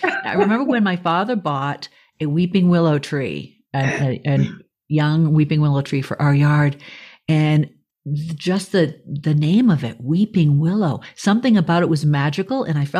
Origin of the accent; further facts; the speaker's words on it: Boston, Massachusetts, United States; I grew up in the South Shore of Boston